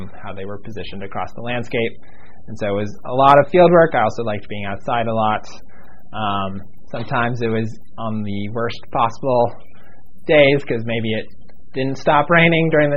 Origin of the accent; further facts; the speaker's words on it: Pittsburgh, Pennsylvania, United States; now in Miami, United States; I was born in Pittsburgh, Pennsylvania